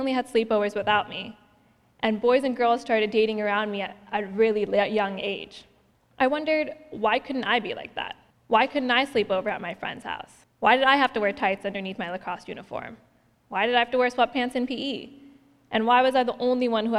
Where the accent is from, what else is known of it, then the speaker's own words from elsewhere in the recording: Bay Area, California, United States; also born or lived in Islamabad, Pakistan; now in Los Angeles, United States; I was born in Islamabad, Pakistan, and I moved to the Bay Area when I was 3 years old